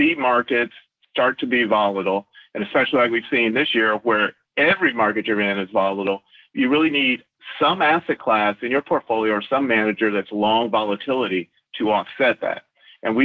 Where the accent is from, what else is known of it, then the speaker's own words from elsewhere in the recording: Flint, Michigan, United States; also born or lived in New York; hometown, I'm born and raised in Flint, Michigan